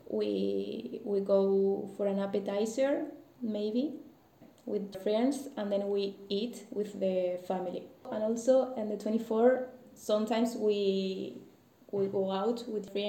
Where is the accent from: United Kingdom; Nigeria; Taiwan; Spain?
Spain; English is a second language; moved away as an adult; now in Poland; from Spain.